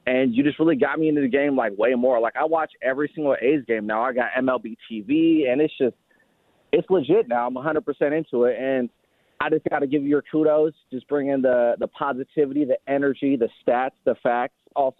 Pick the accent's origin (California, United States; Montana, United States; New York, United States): California, United States; Hayward; moved away as an adult; now in Portland, United States; I'm from the East Bay myself, Hayward, California. So, you know, I grew up on that.